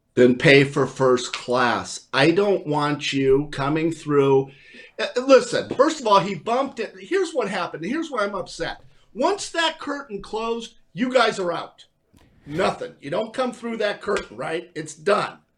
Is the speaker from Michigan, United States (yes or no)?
no; California, United States; I am from California